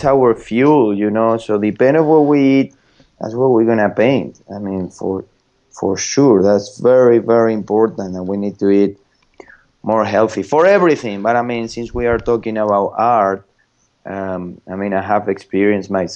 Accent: Madrid, Community of Madrid, Spain; English is a second language; moved away; I'm from Madrid

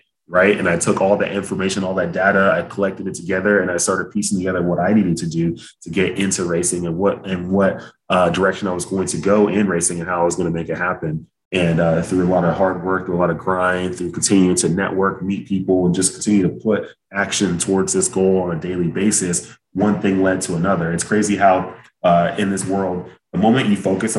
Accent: Dallas, Texas, United States; originally I'm from Dallas, Texas, and both of my parents are immigrants from Nigeria

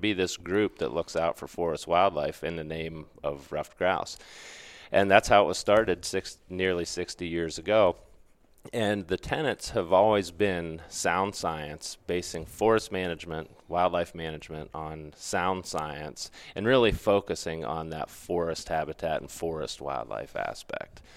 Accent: Pennsylvania, United States; moved away as an adult; also born or lived in Mississippi / Western North Carolina; I grew up in Pennsylvania.

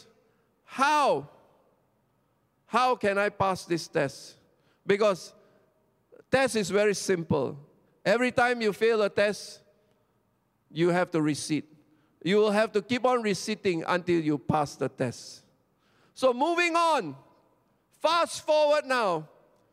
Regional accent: Petaling Jaya, Selangor, Malaysia; I come from Petaling Jaya, SS2.

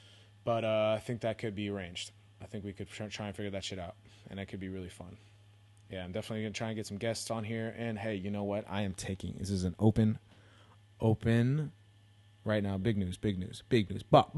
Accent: California, United States; You know, I'm from the Bay originally, so, you know, whatever.

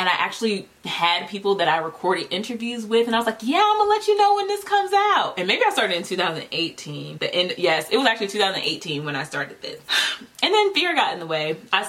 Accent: Virginia, United States; also born or lived in North Carolina; We were a military family, although we didn't have to move around too much. We moved from North Carolina to Virginia, and that's where we stayed.

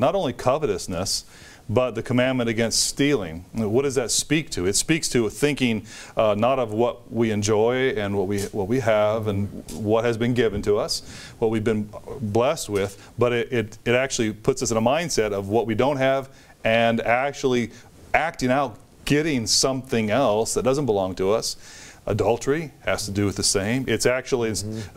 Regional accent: United States; as an American

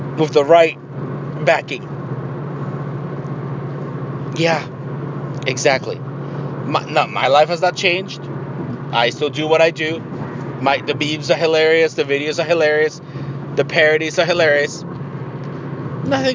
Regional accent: Tijuana, Baja California, Mexico; now in United States; I'm from Tijuana

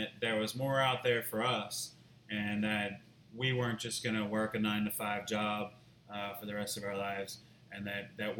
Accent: Mandeville, Louisiana, United States; I moved back home to my hometown in Mandeville

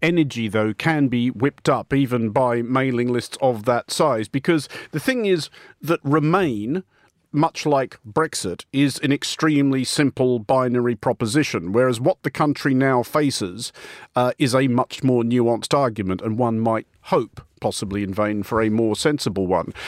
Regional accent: Australia; now in United Kingdom; I remain an Australian citizen. I live here entirely legally before anybody gets any ideas, but I'm, I'm not British

